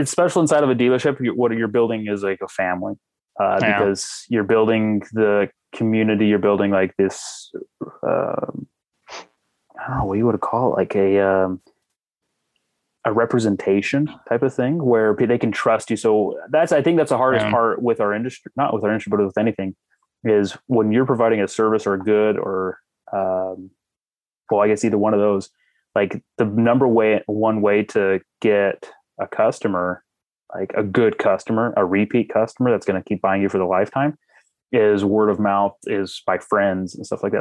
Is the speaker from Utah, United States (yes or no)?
yes; Park City, Utah, United States; I grew up outside of Park City